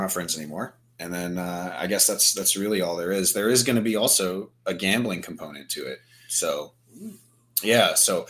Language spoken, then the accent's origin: English; Virginia, United States; Because, you know, I'm from Virginia. She's from Maryland, which is much worse than Virginia.